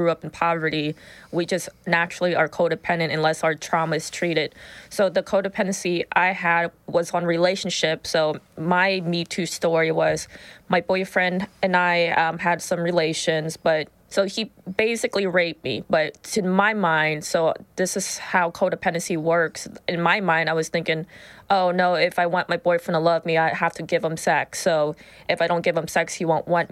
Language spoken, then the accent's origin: English; Whitehall, Ohio, United States; I was born and raised in Whitehall